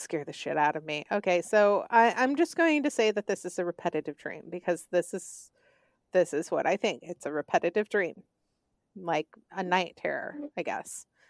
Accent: the South, United States; accent: Southern; I am from the South, and, um, this is how I sound when I have been talking too much during the day

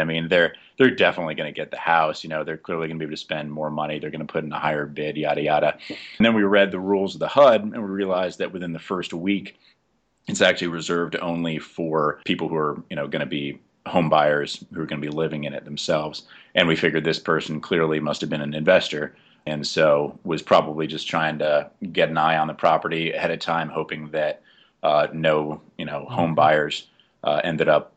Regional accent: Jersey City, New Jersey, United States; moved away as an adult; also born or lived in Oklahoma City; now in New Mexico, United States; I'm from Jersey City, New Jersey.

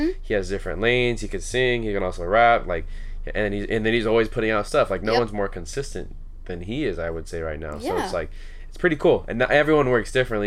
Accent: Orange County, California, United States; I grew up here in Orange County

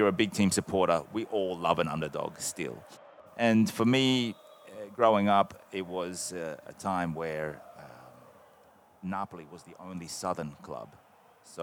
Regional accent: Australia; now in Italy; growing up in Australia

